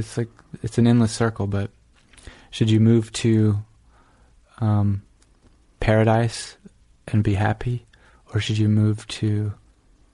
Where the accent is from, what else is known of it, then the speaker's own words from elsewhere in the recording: South Georgia, United States; moved away as an adult; also born or lived in Iowa City, Iowa / Northampton, Massachusetts / New York; I grew up in Georgia, went to the University of Georgia in Athens